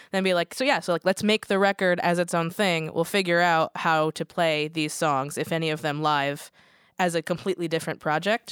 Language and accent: English; Connecticut, United States; now in Portland, United States; being from Connecticut